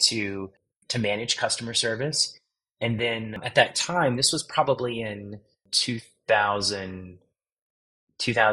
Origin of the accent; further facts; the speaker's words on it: Virginia, United States; now in Austin, United States; I'm from a small town in Virginia on the Chesapeake Bay